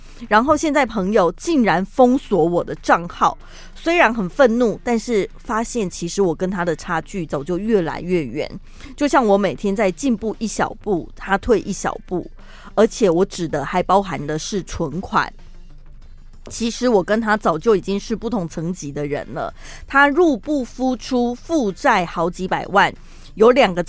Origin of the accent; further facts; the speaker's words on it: United States; Chinese is a second language; 他他也有听出我是个老美